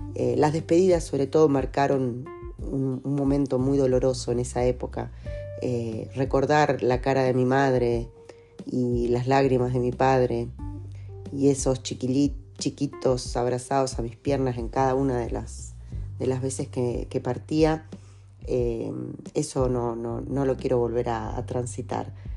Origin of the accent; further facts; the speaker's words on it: Lobos, Buenos Aires Province, Argentina; moved away as an adult; also born or lived in Temuco; en Lobos quedó mi mundo de niña, de adolescente, en Buenos Aires quedó mi mundo de profesional